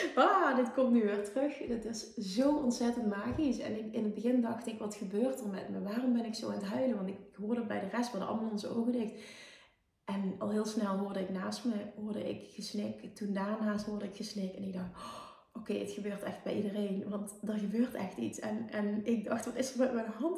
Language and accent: Dutch; Netherlands; Ik kom uit Nederland